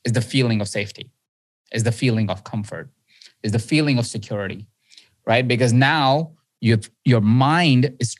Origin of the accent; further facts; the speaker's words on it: India; I was born in India. I grew up in India